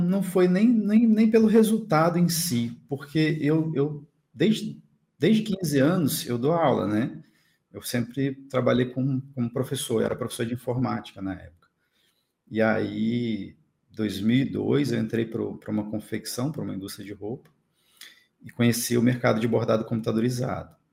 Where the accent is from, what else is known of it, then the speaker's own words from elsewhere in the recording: Cachoeiro de Itapemirim, Espírito Santo, Brazil; moved away as an adult; now in Florianópolis, Brazil; Sou natural de Cachoeira da Pimirim, Espírito Santo. Sou do Espírito Santo